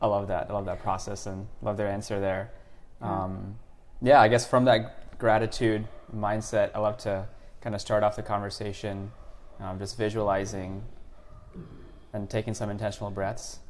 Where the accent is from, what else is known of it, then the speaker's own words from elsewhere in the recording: United States; also born or lived in India / Singapore; we um, immigrated to, to the U.S. in 2000. So I basically grew up in the U.S.